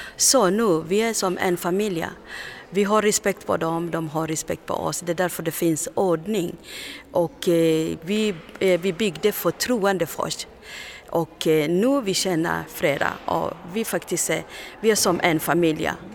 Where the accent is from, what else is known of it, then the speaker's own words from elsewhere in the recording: Kenya; Swedish is a second language; moved away as an adult; also born or lived in Tanzania / Uganda; now in Sweden; jag är kenyan men jag flyr från Kenya, Tanzania